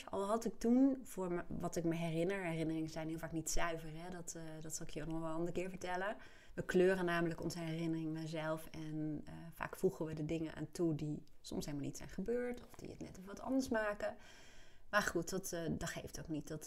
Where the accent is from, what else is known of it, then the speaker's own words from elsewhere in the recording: Apeldoorn, Gelderland, Netherlands; born there; ik ben geboren in Apeldoorn en mijn ouders ehm, waren toen begin 20, jonge ouders dus.